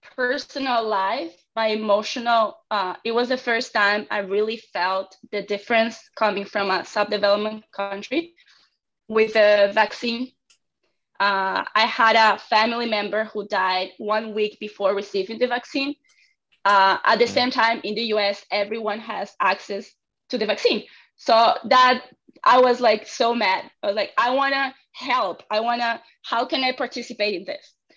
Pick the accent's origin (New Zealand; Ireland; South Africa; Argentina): Argentina; moved away as an adult; I'm from Argentina and I get my degree there